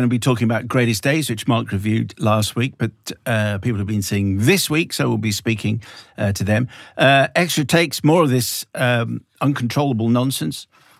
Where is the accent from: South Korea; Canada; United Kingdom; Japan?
United Kingdom; Plymouth, South West England; I grew up in Plymouth in the 1980s, where my parents had a friend called Julian, who was in the Merchant Navy.